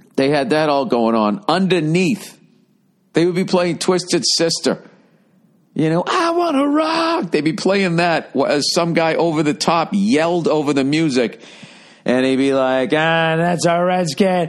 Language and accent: English; outside of Boston, Massachusetts, United States; growing up outside of Boston